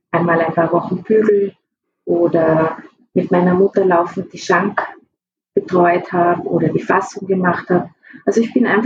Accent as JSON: {"language": "German", "region": "Tyrol", "country": "Austria", "tie": "born or raised there", "said": "Ja, ich bin eigentlich im Hotel aufgewachsen. Ähm, wie ich vier Jahre alt war, haben sich meine Eltern in Osttirol selbstständig gemacht"}